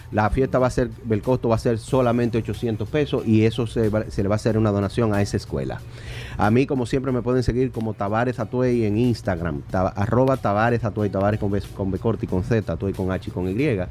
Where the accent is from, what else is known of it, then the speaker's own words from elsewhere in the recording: Dominican Republic; somos dominicanos